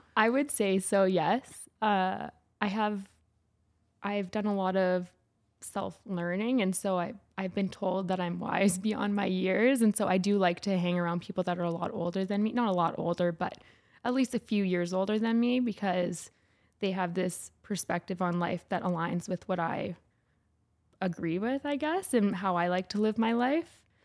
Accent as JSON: {"language": "English", "town": "St. Albert", "region": "Alberta", "country": "Canada", "tie": "born or raised there", "also_born_or_lived": "Edmonton", "said": "I grew up in Saint Albert, which is a small city outside of Edmonton"}